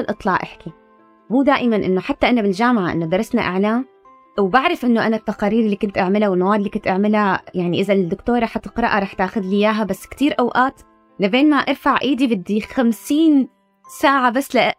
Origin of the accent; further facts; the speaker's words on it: Damascus, Damascus Governorate, Syria; moved away as an adult; also born or lived in Istanbul, Turkey; now in London, United Kingdom; ولدت بدمشق بس جدي طلع من 48